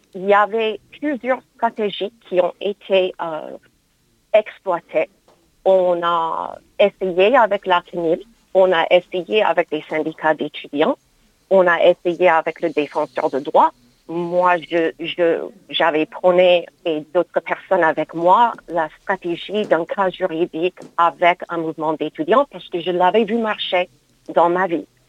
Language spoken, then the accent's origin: French; United States; now in France; mon pays d'origine, les États-Unis